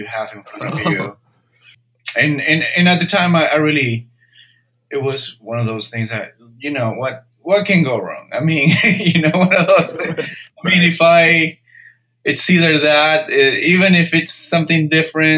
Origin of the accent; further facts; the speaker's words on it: Peru; moved away as an adult; now in United States; I'm originally from Peru, so in a way I'm an immigrant.